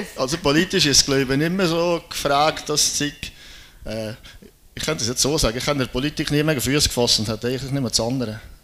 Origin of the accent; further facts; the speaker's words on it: Birgisch, Valais, Switzerland; ich komme aus dem Oberwallis, in der Nähe von Brieg, das ist ein kleines Dörfchen, Birgisch, gerade neben Mund